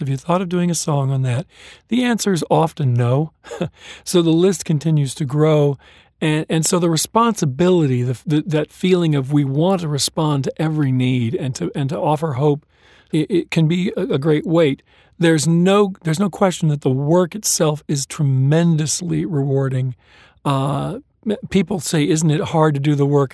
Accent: Southern California, United States; also born or lived in Kokomo, Indiana; I grew up in California

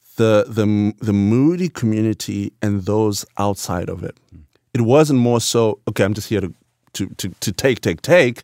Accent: Bulawayo, Zimbabwe; born or raised there; moved away

